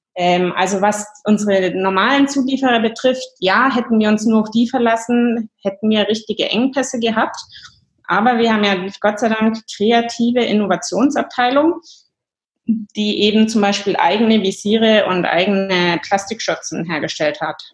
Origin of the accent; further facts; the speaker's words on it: Germany; moved away as an adult; also born or lived in England / Ireland; now in Stockholm, Sweden; komme ursprünglich aus Deutschland